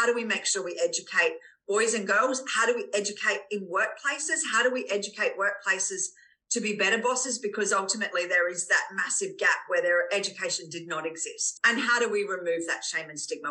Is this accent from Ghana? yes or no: no; Australia; we as Australian women